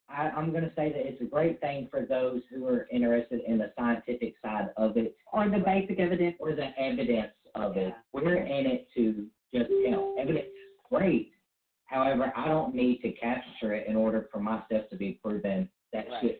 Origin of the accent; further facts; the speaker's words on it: the South, United States; accent: Southern drawl; it was my accent, dude.